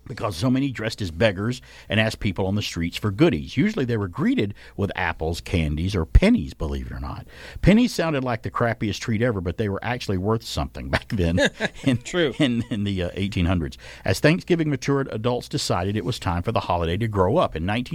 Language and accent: English; Alabama, United States; And it's my home state college group anyway.